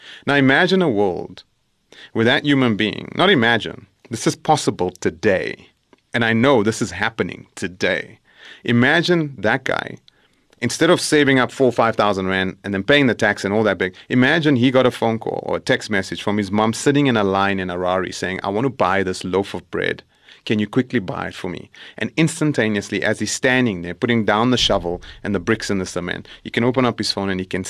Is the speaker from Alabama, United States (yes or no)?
no; El Dorado Park, California, United States; where a person sitting where I grew up in El Dorado Park can take their talent